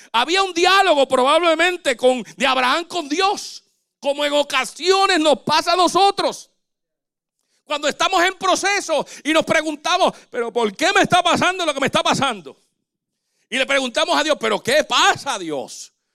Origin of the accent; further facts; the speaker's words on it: Dominican Republic; moved away; el hospital, allá en República Dominicana, donde yo nací